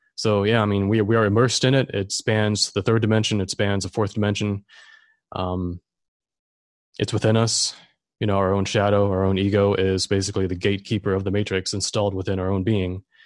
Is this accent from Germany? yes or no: yes; Germany; now in Florida, United States; I'm German. I grew up in Germany, but I'm here in Florida now.